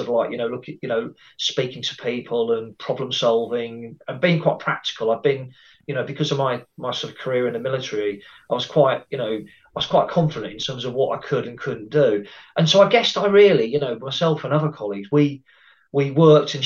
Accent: Cambridgeshire, East of England, United Kingdom; moved away as an adult; also born or lived in Brighton; my area where I grew up in the Cambridgeshire area

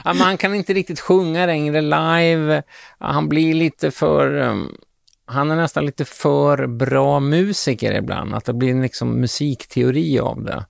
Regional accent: Sweden; som svensk musikjournalist

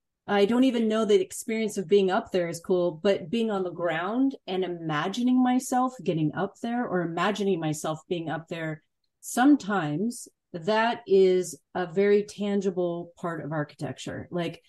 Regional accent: Illinois, United States; moved away; also born or lived in California; I come from Illinois

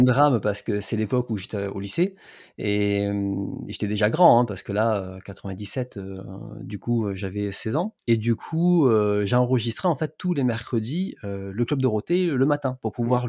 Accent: Alès, Occitania, France; moved away; moi je suis du sud, euh, suis dans le, je suis dans le Gard et je suis d'origine d'Alès

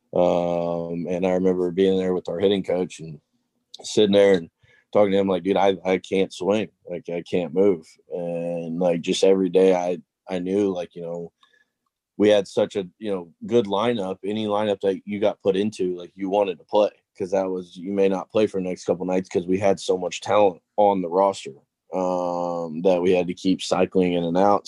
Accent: Tennessee, United States; moved away; I'm from Tennessee originally

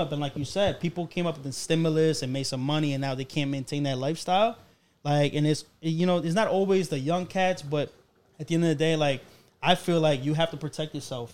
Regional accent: Colombia; moved away; I come from Colombia.

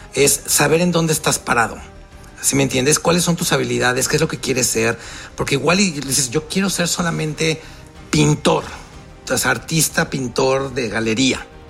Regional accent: Mexico; moved away as an adult; also born or lived in Miami; yo estoy out of my comfort zone desde que me salí de México

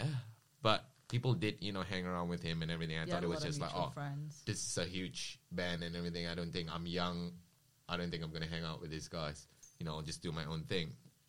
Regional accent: Johor, Malaysia; moved away as an adult; now in Melbourne, Australia; I was born in Johor in Malaysia

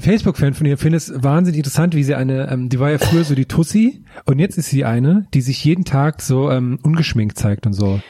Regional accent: Thuringia, Germany; im Supermarkt auf dem Dorf bei uns in Thüringen

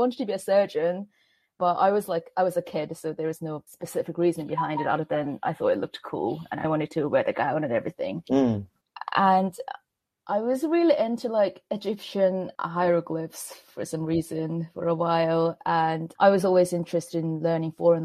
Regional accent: Seoul, South Korea; English is a second language; moved away as an adult; now in London, United Kingdom; I was born in Seoul, South Korea, which is the capital of the country. And that's where I spent the majority of my childhood, not all of it, but the majority of it

